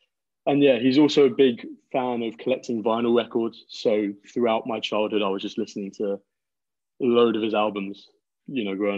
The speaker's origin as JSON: {"language": "English", "region": "London", "country": "United Kingdom", "tie": "born or raised there", "lives_now": "Liverpool, United Kingdom", "said": "Well, I'm currently 19 years old. I'm born and raised in London, although right now I'm currently studying at university in Liverpool."}